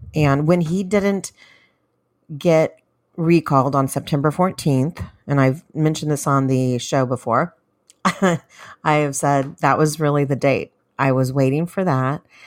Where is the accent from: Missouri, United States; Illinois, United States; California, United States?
California, United States; I am from California